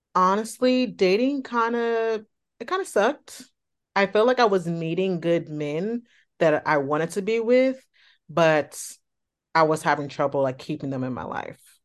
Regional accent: the Bay Area, California, United States; I'm from California, the Bay Area to be exact

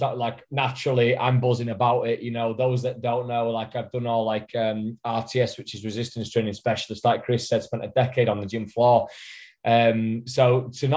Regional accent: England, United Kingdom; 1 Northerner

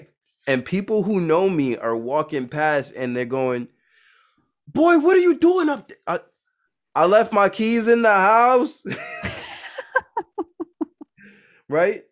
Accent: New York City, New York, United States; I grew up in Brooklyn, New York

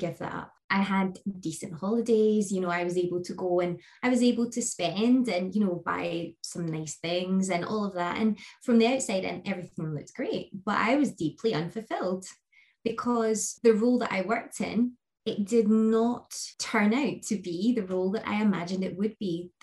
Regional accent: Scotland, United Kingdom; I am Scottish, based in the UK. I live in the beautiful west coast of Scotland

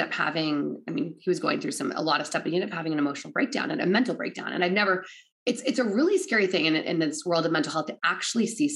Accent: Oregon, United States; I'm from Oregon.

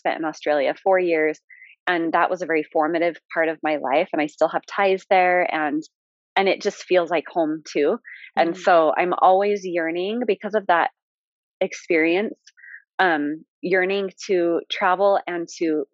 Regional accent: Utah, United States; my hometown, you know, in Utah

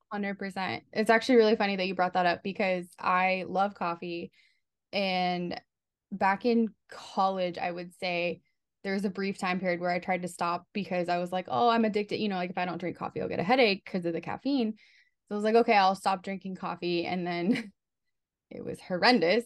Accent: Southern California, United States; moved away as an adult; now in New York, United States; I'm from Southern California, um, and I've never been to New York, and I just moved here for a job.

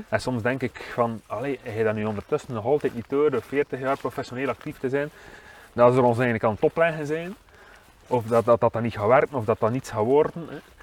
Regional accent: Waregem, Flanders, Belgium

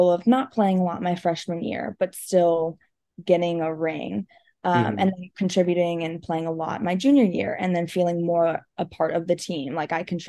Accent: Georgia, United States; now in California, United States; I loved it in Georgia. I honestly miss the East Coast. I miss the green and I miss the space.

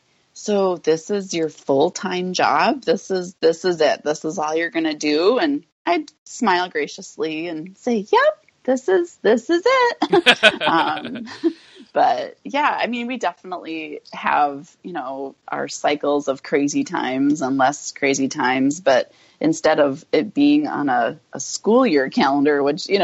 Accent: North Dakota, United States; I grew up in North Dakota

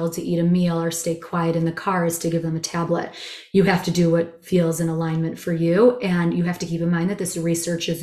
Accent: Chicago, Illinois, United States; also born or lived in Israel / India / Asia / Europe; I'm a Chicagoan.

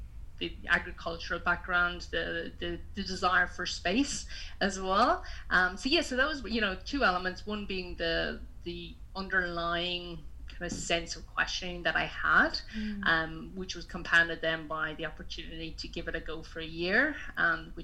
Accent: Kilkenny, Leinster, Ireland; moved away as an adult; also born or lived in regional New South Wales, Australia; now in Australia; I am originally from Kilkenny in Ireland, Southeast Ireland, and I've been living in Australia for the last 10 years.

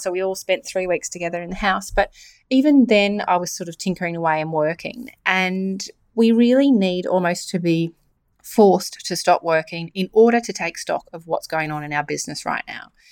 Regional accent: New South Wales, Australia; I'm from New South Wales

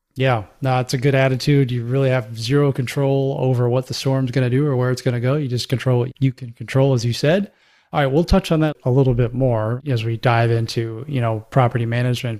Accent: Florida, United States; I grew up in the Southeast. I grew up in Florida.

